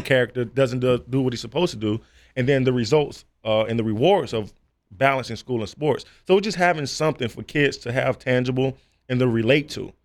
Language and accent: English; South Florida, United States; growing up in South Florida